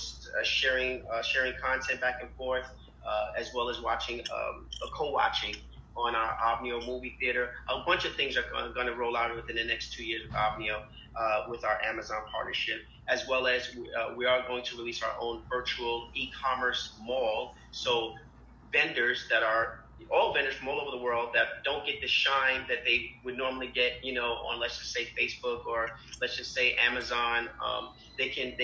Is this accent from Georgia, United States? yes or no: no; New York City, New York, United States; I'm a kid from Harlem